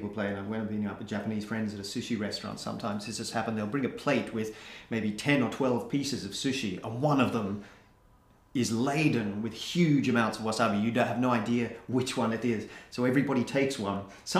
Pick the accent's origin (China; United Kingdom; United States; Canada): United Kingdom; England; I'm English